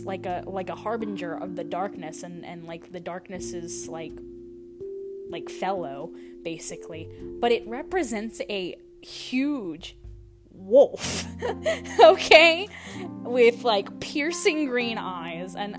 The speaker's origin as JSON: {"language": "English", "region": "Louisiana", "country": "United States", "said": "I am from Louisiana"}